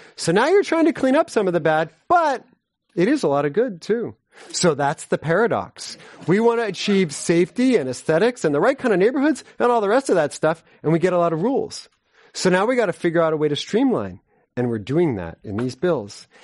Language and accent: English; San Francisco, California, United States; I'm from San Francisco